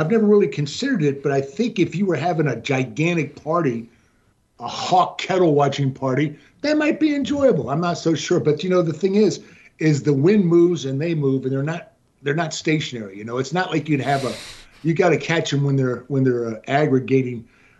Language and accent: English; Honolulu, Hawaii, United States; born there; now in McAllen, United States; No, I was born in Honolulu, Hawaii.